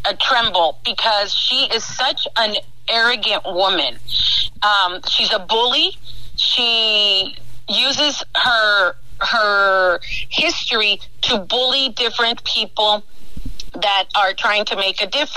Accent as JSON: {"language": "English", "town": "El Paso", "region": "Texas", "country": "United States", "tie": "born or raised there", "also_born_or_lived": "Washington, D.C.", "moved": "as an adult", "said": "being a native of El Paso because I've got that covered"}